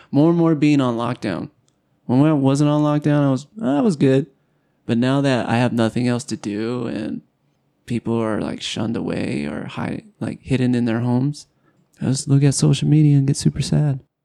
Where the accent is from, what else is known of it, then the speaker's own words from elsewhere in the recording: Southern California, United States; now in Utah, United States; I come from Southern California where there's no snow hardly ever